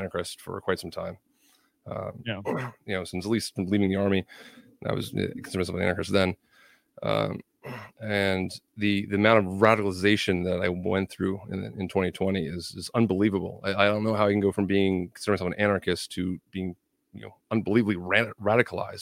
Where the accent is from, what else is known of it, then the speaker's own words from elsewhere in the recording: New Jersey, United States; moved away as an adult; now in Pennsylvania, United States; I was actually born and raised in New Jersey, right over the river